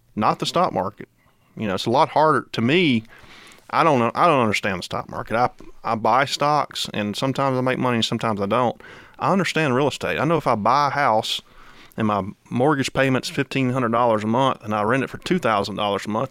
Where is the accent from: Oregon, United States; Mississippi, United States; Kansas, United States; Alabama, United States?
Mississippi, United States; Kosciusko; now in Georgia, United States; when I was growing up in Mississippi